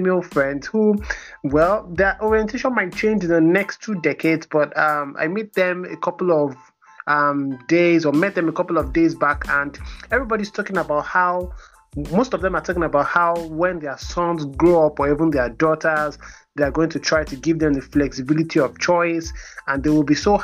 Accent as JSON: {"language": "English", "country": "Nigeria", "said": "our personality as Nigerians"}